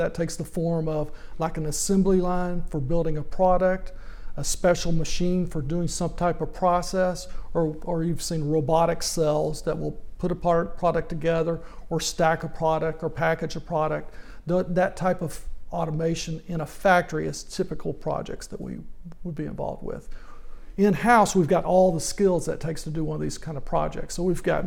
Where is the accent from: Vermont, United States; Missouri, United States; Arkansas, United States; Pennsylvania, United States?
Arkansas, United States; Little Rock; I grew up in Little Rock, Arkansas